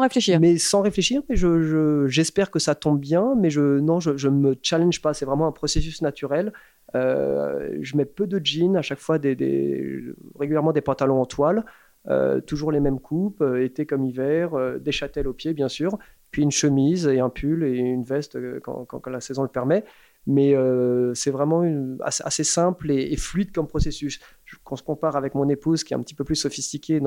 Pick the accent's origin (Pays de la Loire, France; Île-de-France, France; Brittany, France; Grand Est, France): Île-de-France, France; Paris; moved away as an adult; also born or lived in London; j'ai grandi à Paris, en tant que Français parisien